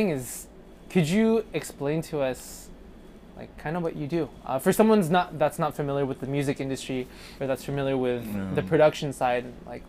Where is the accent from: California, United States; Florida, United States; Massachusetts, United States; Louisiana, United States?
California, United States; Poway; I grew up in Sabre Springs, and I grew up in Poway.